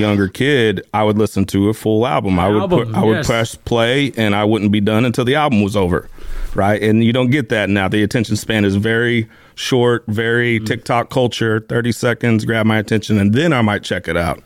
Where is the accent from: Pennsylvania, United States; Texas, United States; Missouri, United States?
Missouri, United States; I'm from Missouri